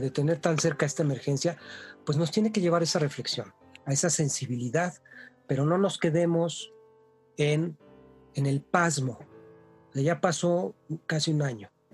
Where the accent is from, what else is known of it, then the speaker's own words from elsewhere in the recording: Mexico; Somos mexicanos